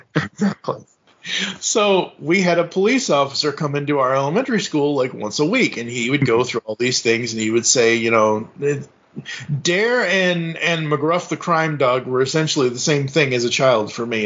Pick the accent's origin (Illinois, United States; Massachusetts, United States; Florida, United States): Massachusetts, United States; Kingston; moved away; I'm originally from Kingston, Massachusetts, which is an hour and a half south of Boston